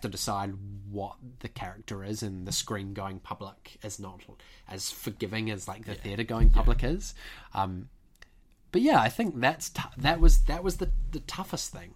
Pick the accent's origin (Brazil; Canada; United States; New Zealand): New Zealand; moved away as an adult; also born or lived in United Kingdom; a Kiwi who's come to train at a at a British conservatoire